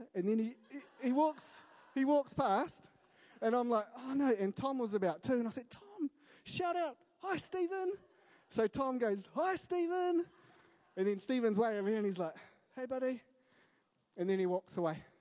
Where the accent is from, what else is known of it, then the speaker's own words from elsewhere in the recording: Wellington, New Zealand; I grew up in Wellington, so that's home